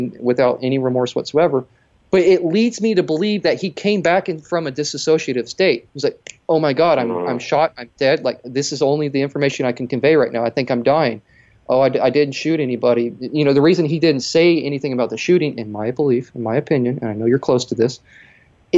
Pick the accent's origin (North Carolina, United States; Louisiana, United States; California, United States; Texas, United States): Texas, United States; as a Texan